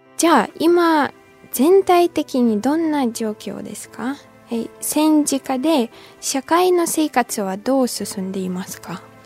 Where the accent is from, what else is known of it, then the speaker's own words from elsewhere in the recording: Ukraine; moved away as an adult; now in Japan; 去年実家に帰った時